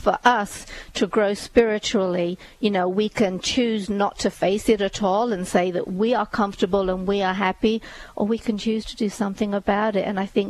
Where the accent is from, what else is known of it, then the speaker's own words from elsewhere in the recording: India; I mean, I was born in India, but my family, my parents were born in Punjab on the Pakistan side of it.